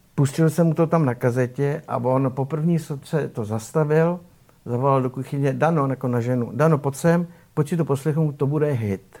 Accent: Czechia; pocházím z malé vesničky, z Radových Střímelic

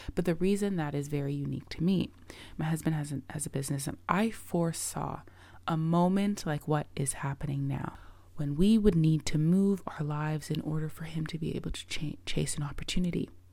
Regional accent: Toronto, Ontario, Canada; I currently live in Toronto, Canada. Um, I'm a Canadian. I've lived here my whole life.

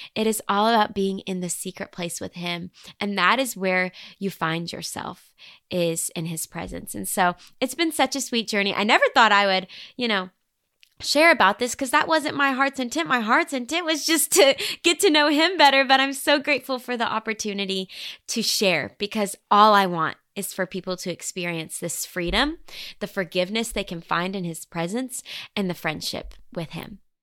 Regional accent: Bentonville, Arkansas, United States; moved away as an adult; now in Nashville, United States; Bentonville, Arkansas was where I called home for the first eighteen years of my life

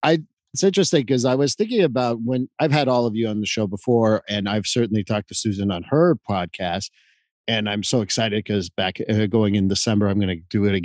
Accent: Canada; moved away as an adult; now in United States; because I came from Canada to come and work in the United States in Massachusetts.

